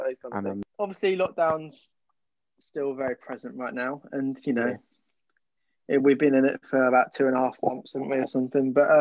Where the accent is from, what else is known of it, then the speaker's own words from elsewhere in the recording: Cornwall, South West England, United Kingdom; I'm a Cornish lad